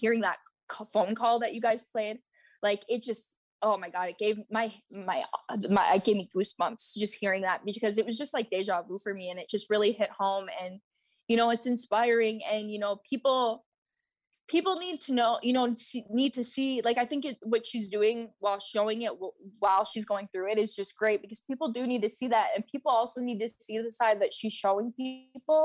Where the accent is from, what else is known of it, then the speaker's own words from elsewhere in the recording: Minnesota, United States; I'm from Minnesota and I am 30 years old.